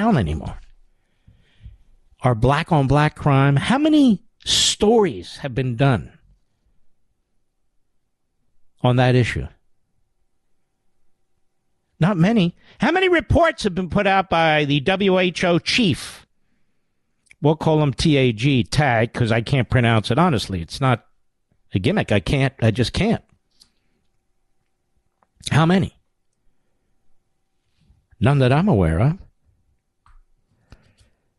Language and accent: English; United States